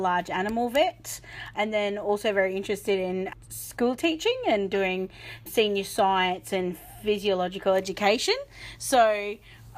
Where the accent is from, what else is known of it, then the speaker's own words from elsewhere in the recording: Brisbane, Queensland, Australia; moved away as an adult; also born or lived in Blackall, Queensland / Western Australia; now in Charleville, Australia; I grew up in Brisbane, so very metropolitan